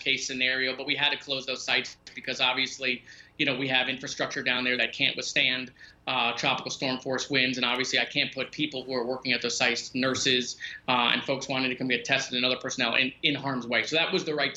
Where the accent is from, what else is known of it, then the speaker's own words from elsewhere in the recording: Parkland, Florida, United States; my hometown